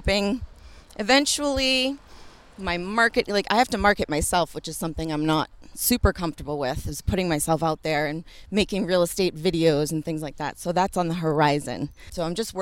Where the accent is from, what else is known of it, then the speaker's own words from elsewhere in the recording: Sharon, Massachusetts, United States; also born or lived in Westwood, Massachusetts; I grew up in Sharon, so just like a couple towns over